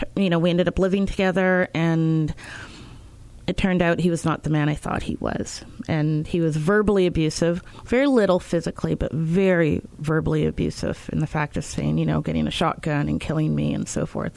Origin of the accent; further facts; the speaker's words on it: Winnipeg, Manitoba, Canada; also born or lived in Montreal, Quebec; I was born in Montreal, Quebec. Yes, I speak French. Uh, grew up in Winnipeg